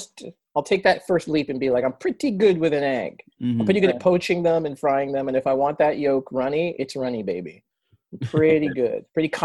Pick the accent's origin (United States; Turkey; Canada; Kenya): Canada; I'm Canadian